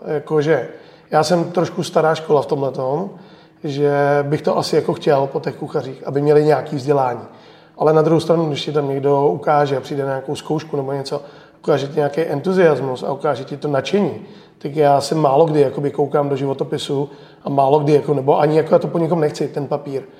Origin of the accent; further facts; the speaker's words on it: Czechia; já jsem hrdý Čech